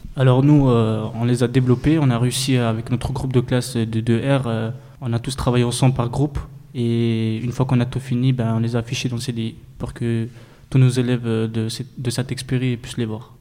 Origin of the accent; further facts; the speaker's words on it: Saint-Dizier, Grand Est, France; restauration du lycée Saint-Expéry et je viens de Saint-Dizier